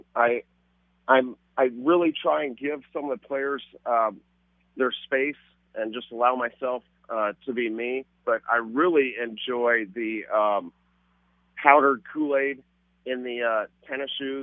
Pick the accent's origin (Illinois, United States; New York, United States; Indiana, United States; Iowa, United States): Iowa, United States; Newton; moved away; also born or lived in Chicago; I'm from Newton, Iowa